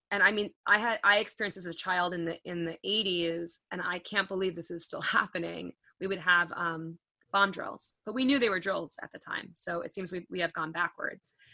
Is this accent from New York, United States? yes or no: yes; Long Island, New York, United States; So I'm a fast talker, by the way. I'm from Long Island